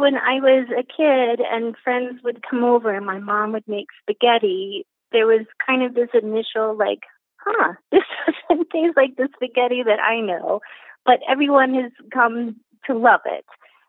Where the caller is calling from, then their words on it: Boulder, Colorado, United States; I'm calling from Boulder, Colorado.